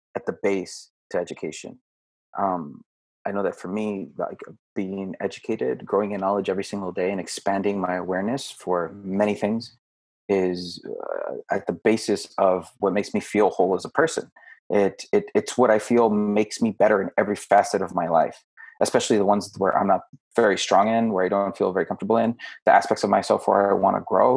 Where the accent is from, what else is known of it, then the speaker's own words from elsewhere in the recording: United States; we are American